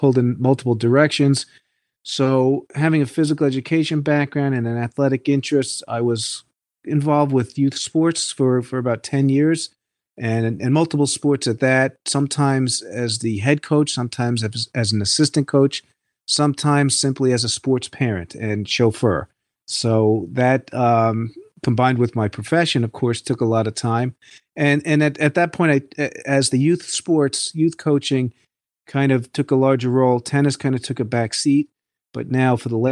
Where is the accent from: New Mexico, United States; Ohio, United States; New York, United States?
New York, United States; Hudson Valley; I'm from the Hudson Valley, New York region